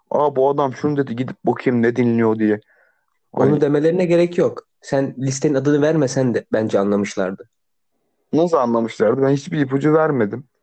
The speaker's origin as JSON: {"language": "Turkish", "town": "İzmit", "region": "Kocaeli", "country": "Turkey", "said": "İzmitlisin. İzmitliyim değil mi? Aynen."}